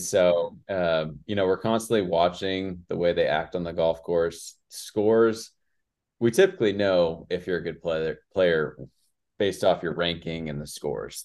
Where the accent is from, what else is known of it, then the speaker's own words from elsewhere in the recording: West Coast, United States; moved away as an adult; now in Mississippi, United States; I grew up on the West Coast